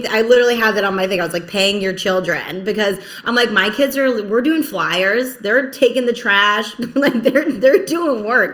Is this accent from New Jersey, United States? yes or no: yes; New Jersey, United States; also born or lived in Philadelphia; now in Rhode Island, United States; so I live in Rhode Island right now, but I'm originally from Jersey, Jersey girl forever.